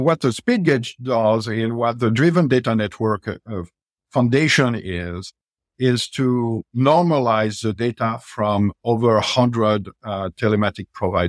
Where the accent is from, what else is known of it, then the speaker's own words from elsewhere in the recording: Paris, Île-de-France, France; English is a second language; moved away as an adult; now in United States; I came from Paris. I always thought that after, you know, over 20 years in the U.S., I will not have an accent, but clearly this is not the case.